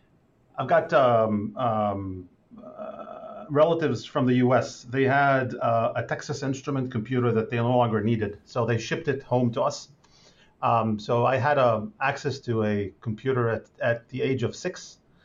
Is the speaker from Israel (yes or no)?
yes; Israel; English is a second language; But for an average person from Israel, I'm pretty mild.